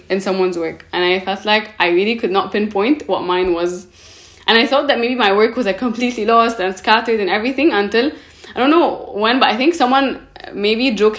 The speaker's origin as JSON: {"language": "English", "town": "Cairo", "region": "Cairo Governorate", "country": "Egypt", "tie": "born or raised there", "also_born_or_lived": "Paris"}